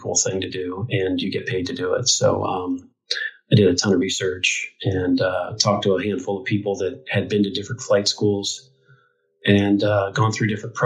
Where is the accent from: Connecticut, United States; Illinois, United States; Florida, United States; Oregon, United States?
Illinois, United States; Quincy; my hometown, which is Quincy, Illinois